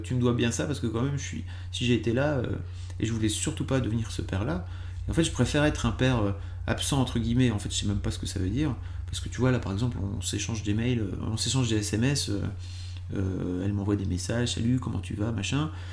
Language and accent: French; Lille, Hauts-de-France, France; je suis lillois de base